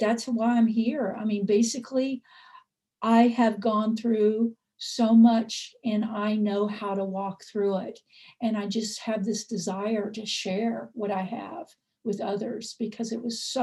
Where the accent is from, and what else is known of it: the South, United States; born or raised there